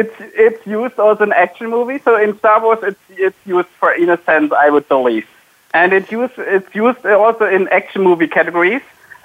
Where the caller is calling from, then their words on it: Wiesloch, Baden-Württemberg, Germany; I'm calling from the headquarters of SAP, so sitting in my house, and it's a city called Wieslach